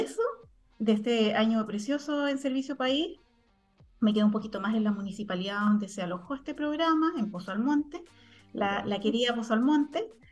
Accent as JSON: {"language": "Spanish", "town": "Santiago", "region": "Santiago Metropolitan Region", "country": "Chile", "also_born_or_lived": "Tarapacá Region", "moved": "as an adult", "said": "yo como santiaguina"}